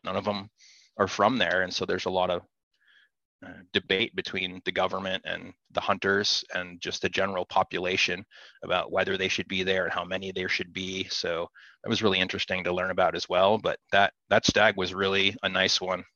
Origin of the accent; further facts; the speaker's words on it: southern Wisconsin, United States; I'm from Wisconsin